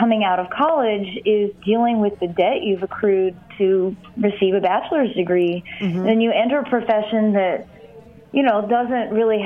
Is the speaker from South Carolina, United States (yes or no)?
no; Monroe, Michigan, United States; I grew up in Monroe, Michigan